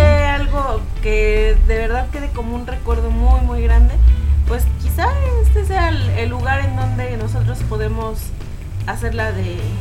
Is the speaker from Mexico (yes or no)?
yes; Mexico; como buen mexicano